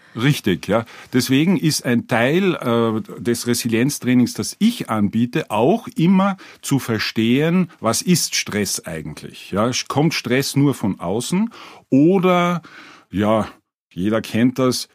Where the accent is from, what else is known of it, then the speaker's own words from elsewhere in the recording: Carinthia, Austria; ich bin aus Kärnten